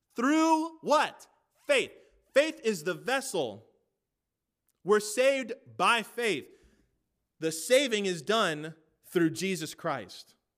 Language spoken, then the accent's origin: English; United States; I am an American